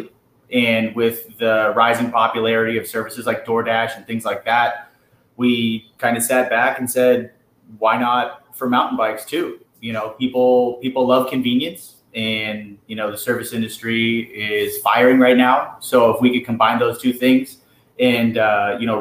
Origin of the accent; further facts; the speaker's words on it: Bay Area, California, United States; moved away as an adult; now in Southern California, United States; I grew up in the Bay Area